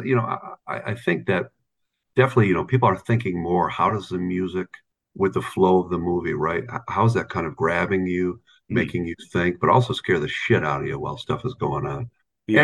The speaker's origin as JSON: {"language": "English", "town": "Watertown", "region": "New York", "country": "United States", "tie": "born or raised there", "said": "I grew up in Watertown, New York"}